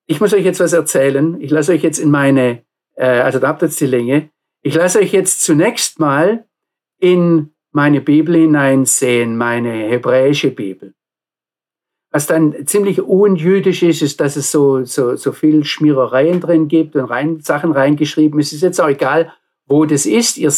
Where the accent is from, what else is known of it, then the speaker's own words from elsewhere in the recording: Baden-Württemberg, Germany; Ich komme aus dem Nordschwarzwald. Wir hatten dort viele, viele Hügel und auf jedem Hügel ein Freizeitheim